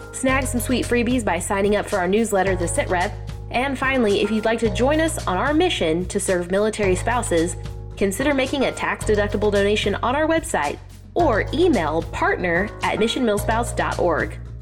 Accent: Southeast Kansas, United States; moved away; ladies in my hometown, our tiny little town in Southeast Kansas

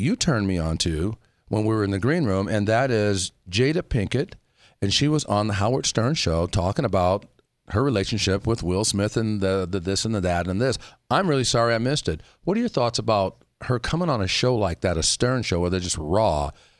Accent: South Africa; We speak as South African.

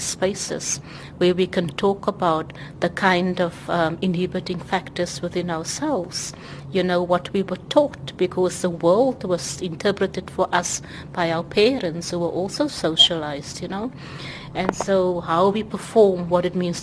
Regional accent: South Africa; I'm a South African

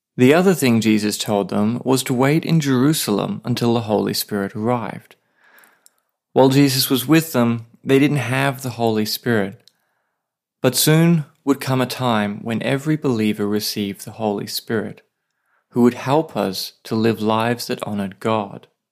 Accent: Australia; now in Saipan, Northern Mariana Islands

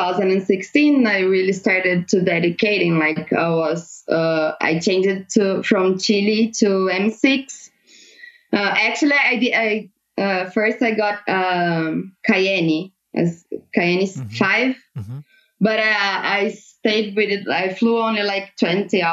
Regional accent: near Andradas, Minas Gerais, Brazil; my hometown in Andradas

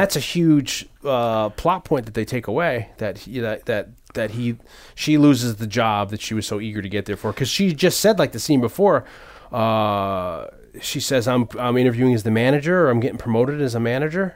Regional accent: Hamden, Connecticut, United States; also born or lived in New Haven; I moved to Hamden from New Haven

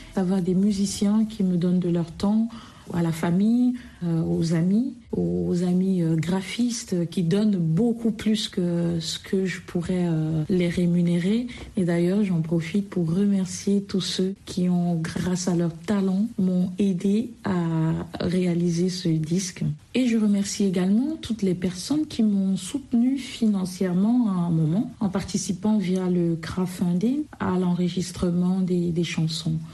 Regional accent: Anglophone Cameroon, Cameroon; moved away; j'ai grandi euh, au Cameroun, par exemple, dans un contexte plutôt bilingue, tantôt anglophone, tantôt francophone, ou très souvent francophone, mais je suis originaire de la partie euh, euh, du Cameroun anglophone

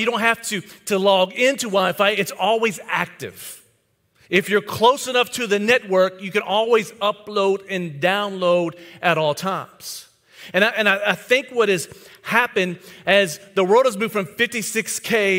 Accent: White House, Tennessee, United States; my hometown, White House, Tennessee

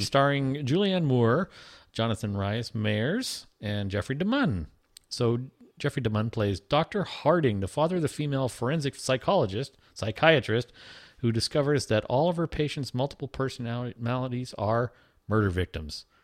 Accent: Toronto, Ontario, Canada; we're from Toronto

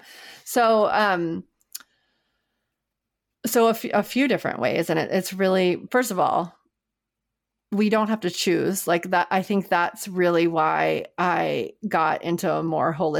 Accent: New Orleans, Louisiana, United States; moved away; I'm from New Orleans, and in New Orleans every Monday we had red beans and rice

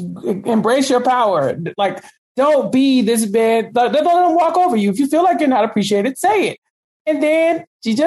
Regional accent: Texas, United States; I'm from Texas. Like every third person here speaks Spanish

